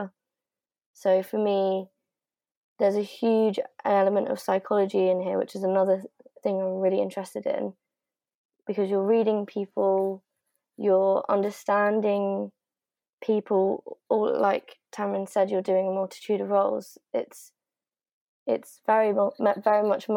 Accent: Pietermaritzburg, KwaZulu-Natal, South Africa; moved away; I'm also South African. And I was also born there, and I was born in Maritzburg

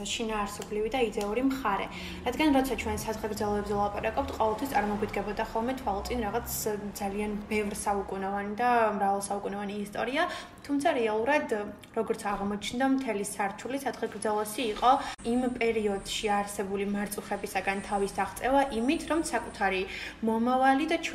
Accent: Guria, Georgia; also born or lived in Batumi; მე თვითონ გურული ვარ

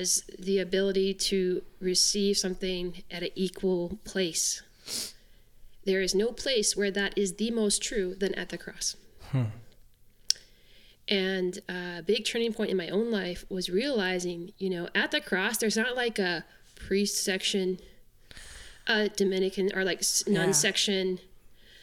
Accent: Canada; I'm from Canada

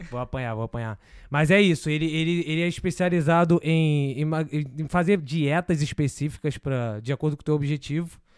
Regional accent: Marília, São Paulo, Brazil; Sou de Marília, sou é interior?

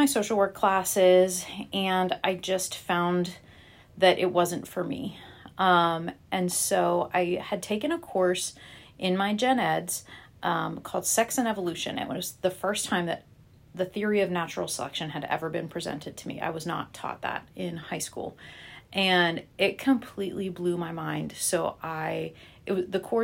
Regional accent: Butler, Pennsylvania, United States; I grew up just outside of Pittsburgh in a town called Butler, Pennsylvania.

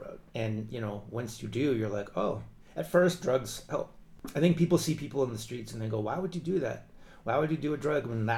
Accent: Tucson, Arizona, United States; I'm from Tucson

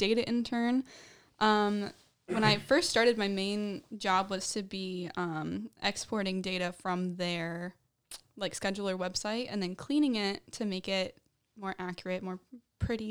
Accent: Anchorage, Alaska, United States; now in Monmouth, United States; I'm from Anchorage, Alaska

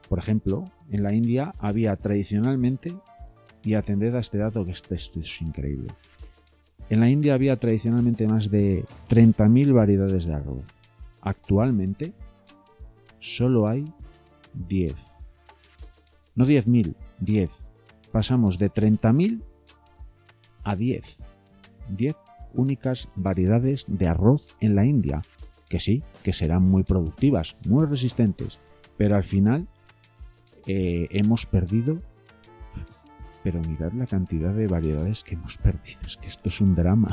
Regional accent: Castile and León, Spain; yo soy de León, eh, una provincia al noroeste de la península ibérica, de España

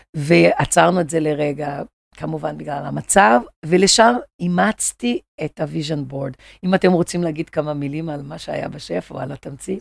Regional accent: Rio de Janeiro, Brazil; accent: Brazilian; Hebrew is a second language; now in Israel; אני ברזילאית

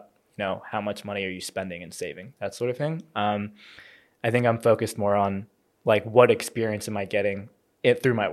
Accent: New Jersey, United States; moved away as an adult; now in Melbourne, Australia; I grew up in New Jersey

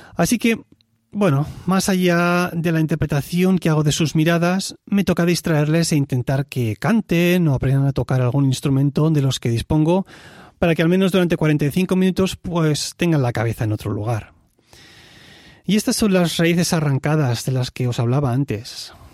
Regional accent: Tarragona, Catalonia, Spain; moved away as an adult; now in Switzerland; Nací en Cataluña, donde estuve viviendo hasta los 27 años.

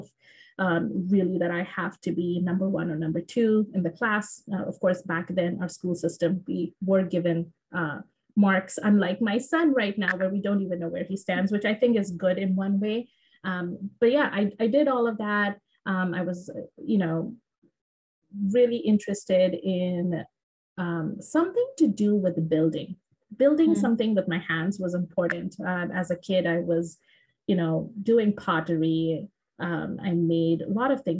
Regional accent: Shillong, Meghalaya, India; moved away as an adult; also born or lived in Vancouver, Canada / Silicon Valley, United States; now in Canada; I was born and raised in the northeastern part of India in a small town called Shillong

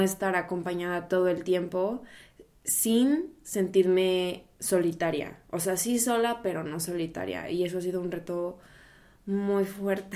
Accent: Mexico; moved away as an adult; also born or lived in Brazil; now in Berlin, Germany; yo soy mexicana, viviendo ahora en Alemania, en Berlín

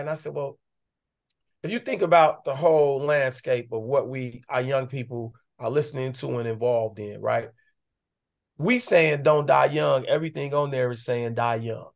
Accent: Chicago, Illinois, United States; moved away; also born or lived in Atlanta; I was growing up on the West Side.

